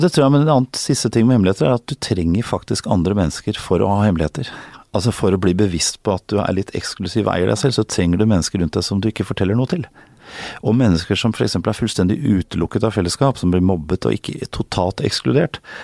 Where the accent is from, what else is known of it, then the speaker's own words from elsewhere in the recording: Norway; moved away as an adult; also born or lived in United States; Og noen ganger som nordmann